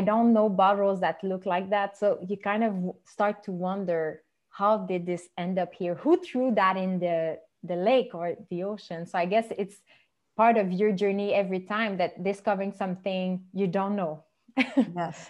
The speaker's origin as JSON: {"language": "English", "town": "Montreal", "region": "Quebec", "country": "Canada", "first_language": "French", "second_language": "English", "said": "I'm from Montreal, and I mostly speak French."}